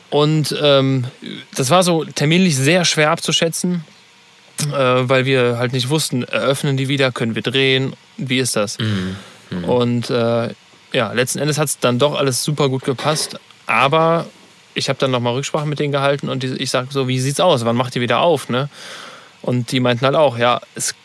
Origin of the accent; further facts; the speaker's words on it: Cologne, North Rhine-Westphalia, Germany; Kölner, sage ich jetzt mal, als Deutscher